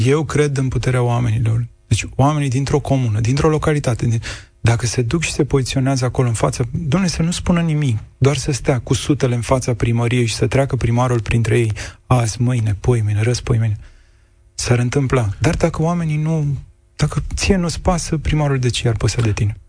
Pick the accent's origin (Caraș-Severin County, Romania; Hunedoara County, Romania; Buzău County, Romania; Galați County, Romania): Buzău County, Romania; Buzău; la Buzău, acolo unde, de unde vin eu